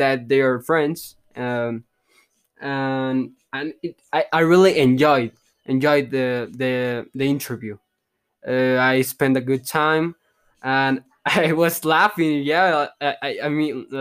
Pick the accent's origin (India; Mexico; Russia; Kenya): Mexico; English is a second language; I'm from Mexico